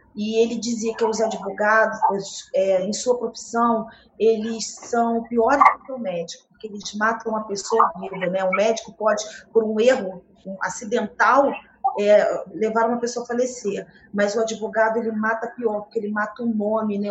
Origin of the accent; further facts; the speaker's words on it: Rio de Janeiro, Brazil; also born or lived in Nova Friburgo; Carioca, do centro do Rio, da Lapa, da Rua